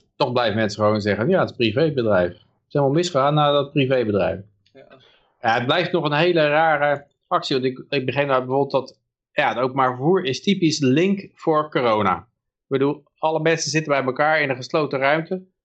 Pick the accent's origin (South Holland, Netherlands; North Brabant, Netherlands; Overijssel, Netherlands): South Holland, Netherlands; Pijnacker; Ik ben geboren in Pijnakker